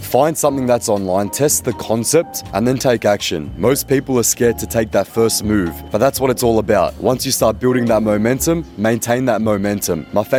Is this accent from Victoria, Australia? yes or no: yes; Melbourne, Victoria, Australia; moved away as an adult; now in Bali, Indonesia; I'm from Melbourne.